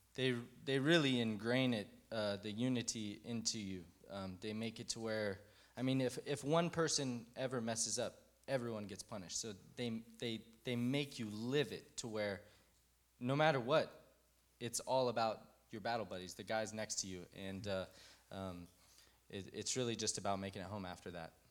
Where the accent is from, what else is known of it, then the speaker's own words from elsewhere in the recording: Fort Worth, Texas, United States; also born or lived in Colorado; I grew up here in Fort Worth